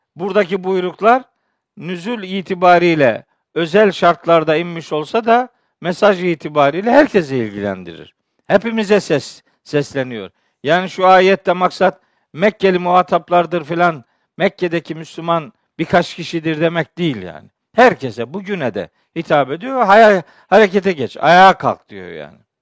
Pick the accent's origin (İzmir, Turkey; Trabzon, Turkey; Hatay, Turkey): Trabzon, Turkey; Çaykara; Ben biliyorsunuz Trabzonluyum, Çaykaralıyım